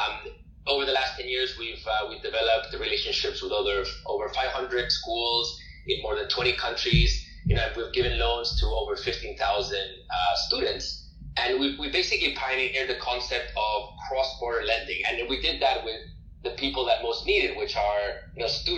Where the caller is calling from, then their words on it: Madrid, Community of Madrid, Spain; So I'm currently talking to you from Madrid in Spain.